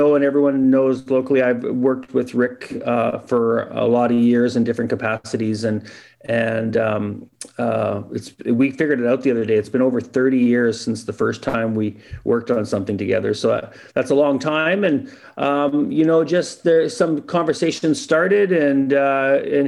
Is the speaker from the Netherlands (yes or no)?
no; Edmonton, Alberta, Canada; I've never lived anywhere outside of Edmonton forever